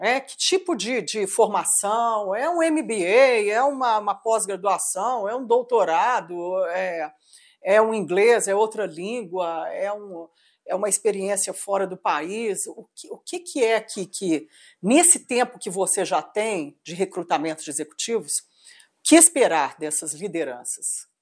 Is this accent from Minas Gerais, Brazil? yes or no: yes; Minas Gerais, Brazil; como mineira